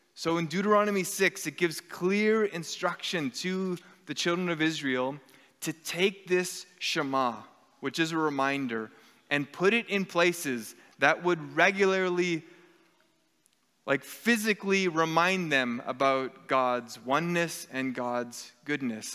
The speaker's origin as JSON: {"language": "English", "country": "Canada", "said": "our Canadian society is steeped in secularism"}